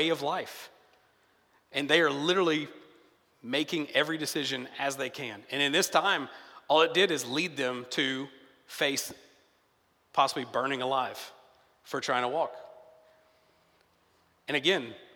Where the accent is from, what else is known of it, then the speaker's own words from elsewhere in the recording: a smaller town outside of Nashville, Tennessee, United States; moved away; when I'm in my hometown, I'm from Tennessee, it's a smaller town outside of Nashville